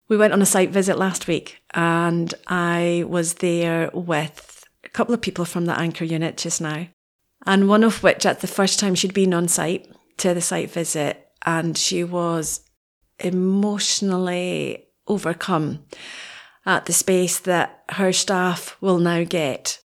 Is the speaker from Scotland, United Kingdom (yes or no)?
yes; Wick, Scotland, United Kingdom; now in Aberdeen, United Kingdom; I'm originally from Wick. Those of us from Wick